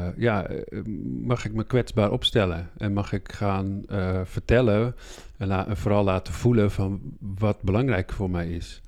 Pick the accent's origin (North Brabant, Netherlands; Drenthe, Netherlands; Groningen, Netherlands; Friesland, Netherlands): Groningen, Netherlands; ik ben midden in de stad in Groningen oh. geboren